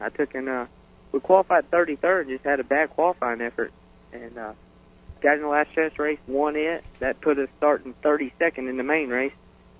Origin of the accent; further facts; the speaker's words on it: Panama City, Florida, United States; Panama City, Florida.